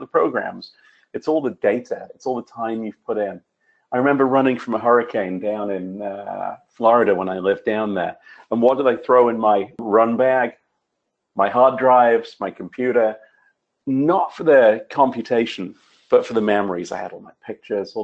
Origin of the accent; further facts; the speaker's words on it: United Kingdom; I'm a Brit